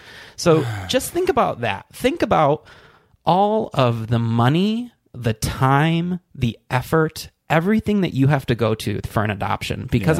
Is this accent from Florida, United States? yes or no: no; Michigan, United States; I'm from Michigan.